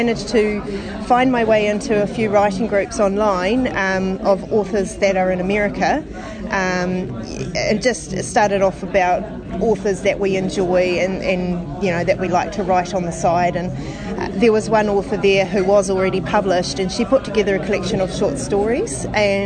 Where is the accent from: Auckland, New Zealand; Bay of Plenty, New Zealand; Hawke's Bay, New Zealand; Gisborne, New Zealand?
Bay of Plenty, New Zealand; now in Hamilton, New Zealand; I was born in the Bay of Plenty in a small town